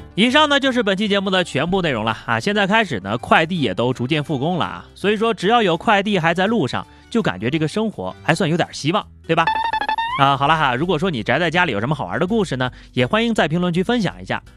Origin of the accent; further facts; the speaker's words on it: China; 身为一个中国人啊，我都觉得这次的诗词有点超纲了